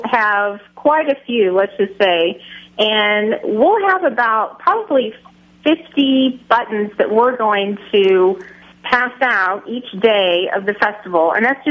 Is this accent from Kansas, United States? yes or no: yes; Kansas, United States; my fellow Kansan